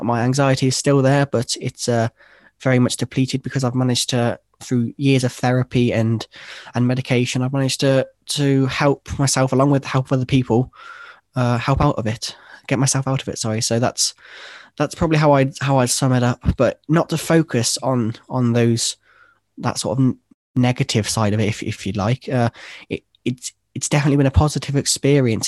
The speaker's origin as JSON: {"language": "English", "town": "Worcester", "region": "West Midlands", "country": "United Kingdom", "said": "originally, I'm from a, a city, uh, in, in England called, called Worcester."}